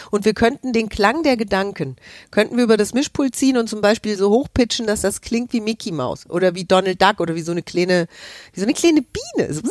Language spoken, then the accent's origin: German; Hesse, Germany; Und ich bin aus Hessen, ich darf